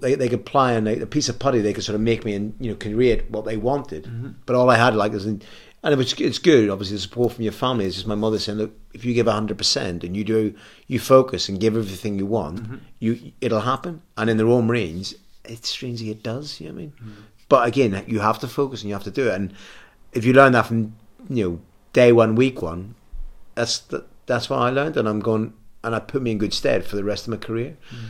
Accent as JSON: {"language": "English", "country": "Ireland", "said": "I'm always an Irishman. I always am a greenhorn when Ireland are playing rugby."}